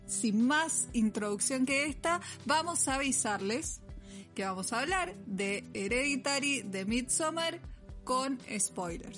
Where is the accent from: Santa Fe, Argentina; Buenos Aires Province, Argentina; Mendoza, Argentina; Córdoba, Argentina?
Mendoza, Argentina; somos de Mendoza y acá estamos flexibilizando la cuarentena